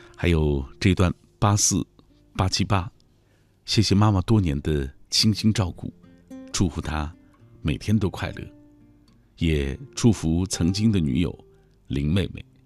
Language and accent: Chinese; Xinjiang, China; moved away as an adult; also born or lived in Changji / Dushanzi / Karamay; 过去我修车，在故乡新疆啊